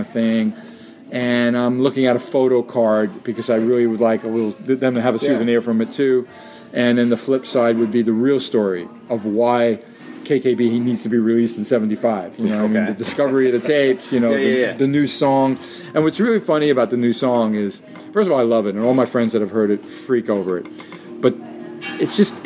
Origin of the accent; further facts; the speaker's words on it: New York City, New York, United States; My buddy Mike, who I grew up with on in Jackson Heights, where I lived then in Queens